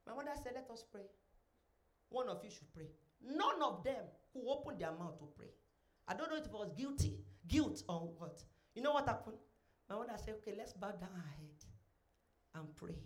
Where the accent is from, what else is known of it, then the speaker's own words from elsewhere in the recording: Ilesha, Osun, Nigeria; I was born in Ilesha, Osun State